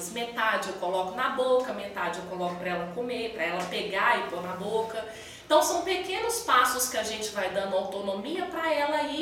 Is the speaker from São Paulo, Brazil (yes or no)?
yes; São Paulo, Brazil; also born or lived in South Minas Gerais; now in Belo Horizonte, Brazil; eu sou de São Paulo, né, nossa família é, nasceu lá. Depois eu fui para o sul de Minas e a nossa família hoje está toda no sul de Minas. Somente eu e meu marido em Belo Horizonte.